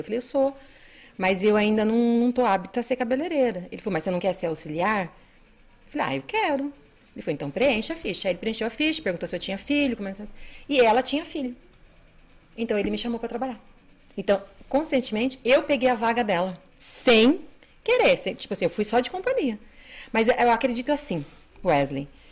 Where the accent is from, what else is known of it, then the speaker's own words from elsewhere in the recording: Bandeirantes, Paraná, Brazil; moved away as an adult; also born or lived in Andirá, Paraná / Suzano, São Paulo; now in Mogi das Cruzes, Brazil; eu sou paranaense, né? Nasci em Bandeirantes, Paraná. Vivi lá até